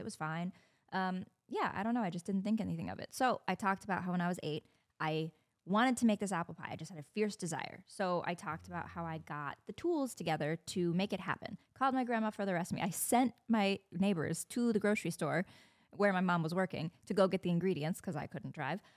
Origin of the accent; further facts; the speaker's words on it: Indiana, United States; moved away; A lot of people stayed local, went to Purdue. I'm from Indiana